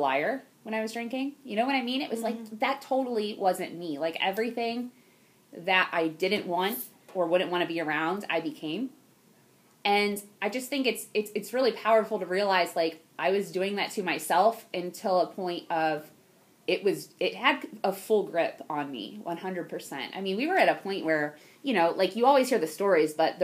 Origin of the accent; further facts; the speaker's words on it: Ohio, United States; also born or lived in Houston, Texas; I was born in Houston, Texas, but I've definitely lived in Ohio my whole life.